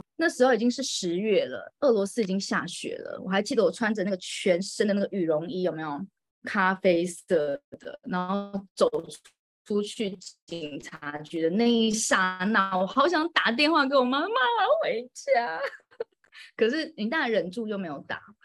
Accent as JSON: {"language": "Chinese", "country": "Taiwan", "tie": "born or raised there", "also_born_or_lived": "Moscow, Russia", "moved": "as an adult", "lives_now": "Reyhanlı, Turkey", "said": "就从小到大都是在台湾长大的"}